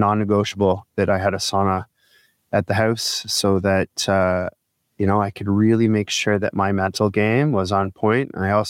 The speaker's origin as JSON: {"language": "English", "town": "Midland", "country": "United States", "tie": "born or raised there", "said": "I had the opportunity to use sauna at the Y as a kid growing up in Midland."}